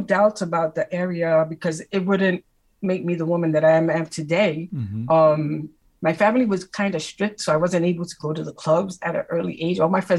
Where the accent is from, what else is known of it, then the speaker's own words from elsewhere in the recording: New York City, New York, United States; I grew up in Spanish Harlem. Mm-hmm. I came from my family's from Puerto Rico, and you know, we lived in Spanish Harlem. So I mean, during those times, it wasn't the best neighborhood